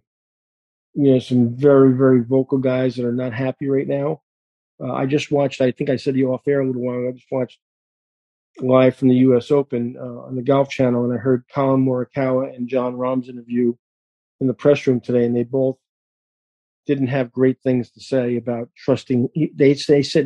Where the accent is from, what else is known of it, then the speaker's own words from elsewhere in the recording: New York, United States; I'm a New Yorker